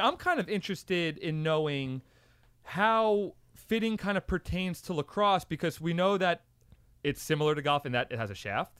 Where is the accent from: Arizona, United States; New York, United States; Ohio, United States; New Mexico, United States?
New York, United States; Long Island; I'm from a part of New York. I'm from Long Island